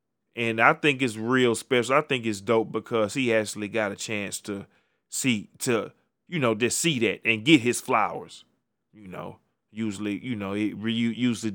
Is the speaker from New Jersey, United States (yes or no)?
no; Houston, Texas, United States; my hometown Rockets